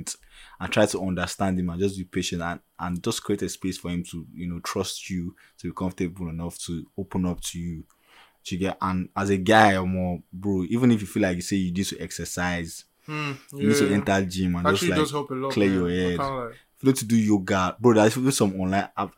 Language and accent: English; Nigeria; speaking as Nigerian men and African men